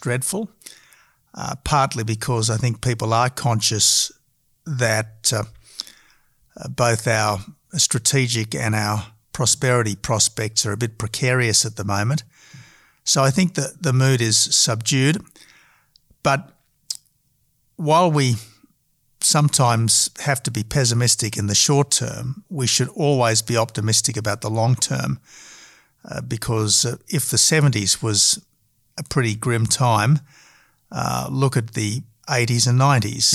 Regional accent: Australia; we are all Australian patriots

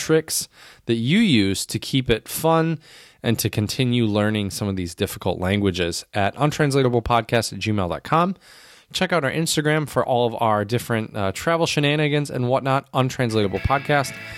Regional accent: United States; as an American

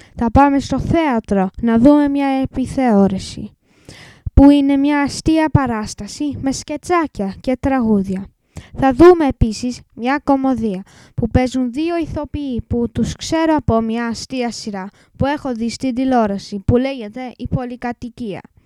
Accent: England, United Kingdom; Greek is a second language; είμαι έντεκα και είμαι Άγγλος. Η μαμά μου όμως είναι Ελληνίδα

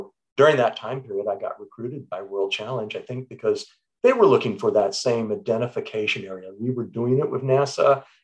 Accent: Southern California, United States; growing up in Southern California, 1960s and 1970s

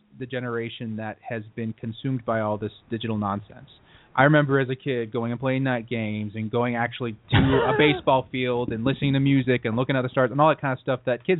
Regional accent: Utah, United States; In Utah, since the neighborhoods are safe and people aren't abducting kids left and right, we had these things called night games.

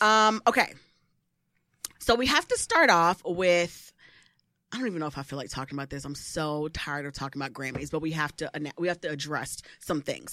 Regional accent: Midwest, United States; moved away; I'm from the Midwest originally

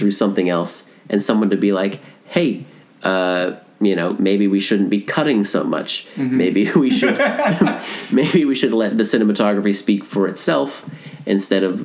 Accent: Florida, United States; I was born in Florida, so it's its own thing

